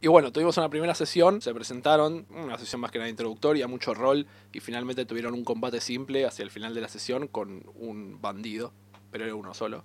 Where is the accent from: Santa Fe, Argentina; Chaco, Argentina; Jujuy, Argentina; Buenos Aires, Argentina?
Buenos Aires, Argentina; somos una de las ciudades más grandes del mundo